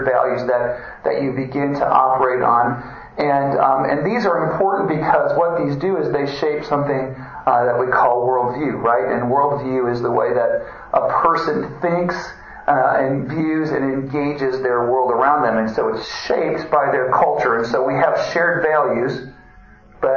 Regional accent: Wisconsin, United States; moved away as an adult; also born or lived in Louisville; I grew up in Wisconsin

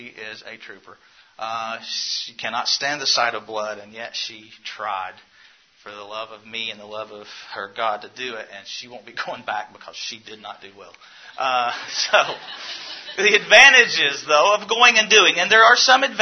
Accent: the South, Southern United States, United States; accent: southern; I have a southern accent.

